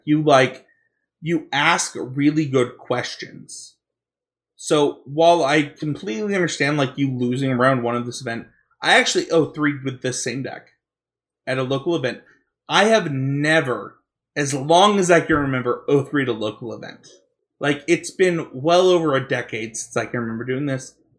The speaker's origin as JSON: {"language": "English", "region": "Utah", "country": "United States", "said": "I'm from Utah, and we say mountain, and we say Britain"}